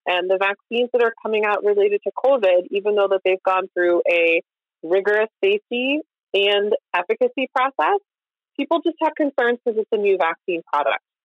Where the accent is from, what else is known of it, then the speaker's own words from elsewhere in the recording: Kansas, United States; moved away; I grew up in Kansas